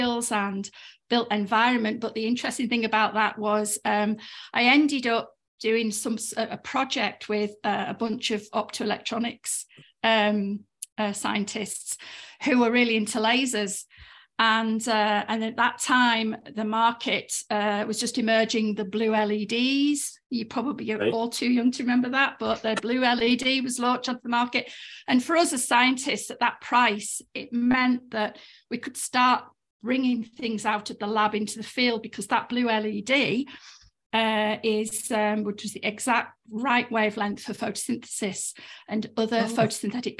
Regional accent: Cumbria, North West England, United Kingdom; moved away as an adult; also born or lived in Aberdeen; I grew up in Cumbria, in rural Cumbria

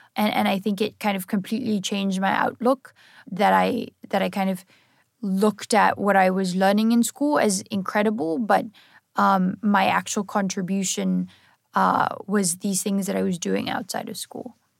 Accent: South Africa; I'm originally from South Africa

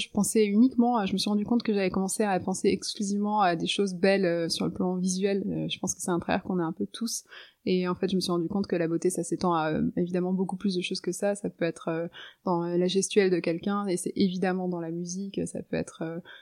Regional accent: Lebanon; Donc je me souviens d'être sur le balcon chez moi au Liban

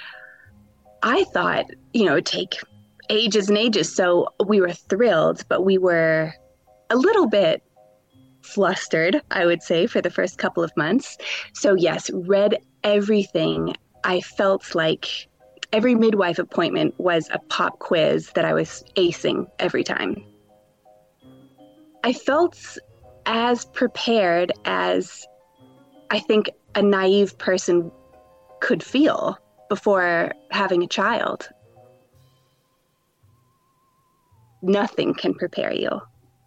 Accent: Canada; moved away as an adult; also born or lived in Vancouver; now in Newcastle upon Tyne, United Kingdom; I'm Canadian.

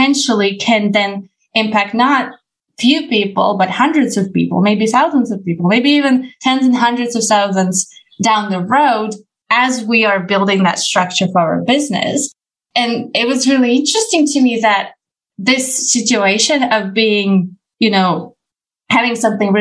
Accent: Ukraine; I come from Ukraine

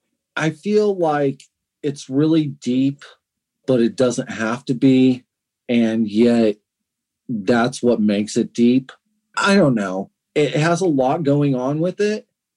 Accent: United States; I'm an American.

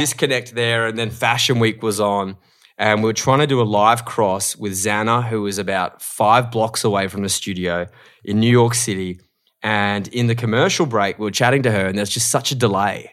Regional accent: Australia; moved away as an adult; now in Los Angeles, United States; I'm an Australian host

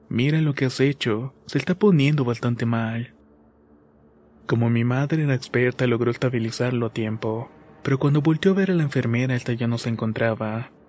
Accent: Mexico; soy de México

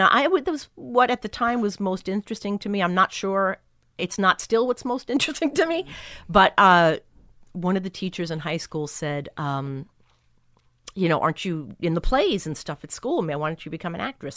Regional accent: Long Island, New York, United States; also born or lived in Brooklyn / Bay Shore / West Islip / Babylon; Grew up on Long Island.

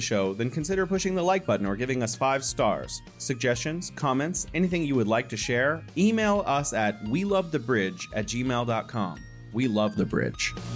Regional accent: California, United States; now in Wuhan, China; I'm originally from California, but now I am living in beautiful Wuhan, China.

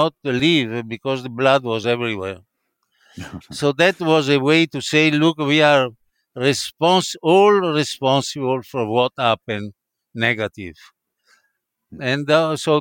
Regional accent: Padua, Veneto, Italy; English is a second language; moved away as an adult; now in New York, United States; she was from Padua, like me, living in Padua.

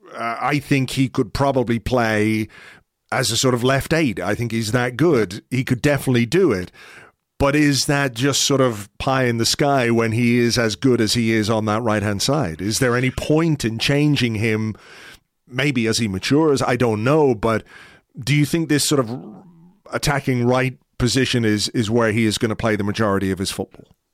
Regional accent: Ireland; me as an Irishman

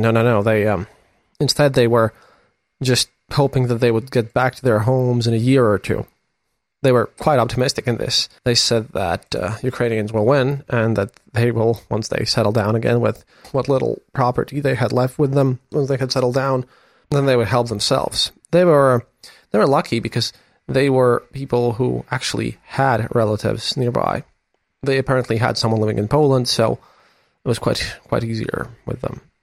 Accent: Latvia; I'm a journalist from Latvia

